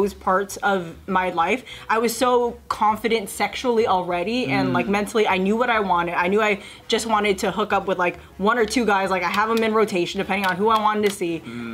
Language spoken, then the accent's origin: English; San Jose, California, United States; moved away as an adult; now in Los Angeles, United States; we're both from San Jose, and I moved